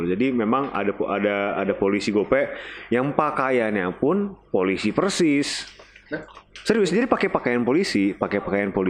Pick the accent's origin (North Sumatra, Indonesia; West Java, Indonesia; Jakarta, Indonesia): North Sumatra, Indonesia; Medan; wah kalau di Medan ngeri coy karena kalau dekat rumah gue nih di dekat rumah gue nih rumah gue tuh dekat tol